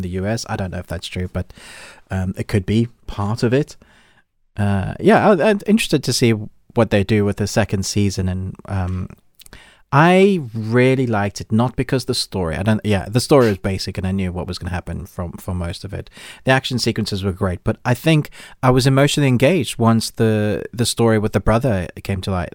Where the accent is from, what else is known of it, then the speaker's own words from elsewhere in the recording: South Africa; now in United Kingdom; I grew up in South Africa